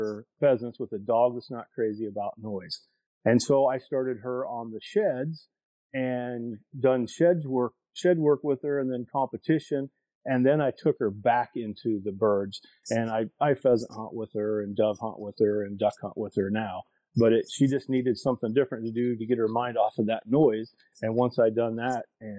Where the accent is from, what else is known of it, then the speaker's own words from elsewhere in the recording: Southern Iowa, United States; I'm from Southern Iowa.